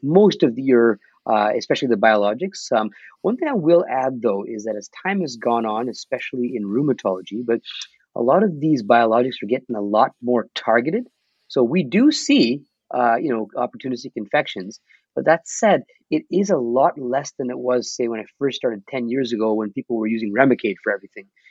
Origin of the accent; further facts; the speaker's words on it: Mississauga, Ontario, Canada; I'm from Mississauga, so we have a massive South Asian population right. here